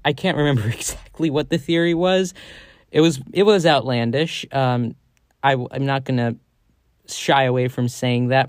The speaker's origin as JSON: {"language": "English", "country": "United States", "said": "as an American"}